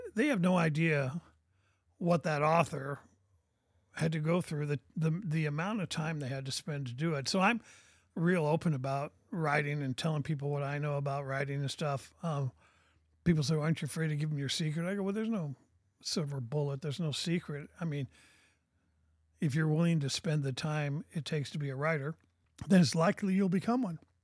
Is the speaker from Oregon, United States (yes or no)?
yes; Portland, Oregon, United States; moved away as an adult; now in Bentonville, United States; I was born and raised in Oregon.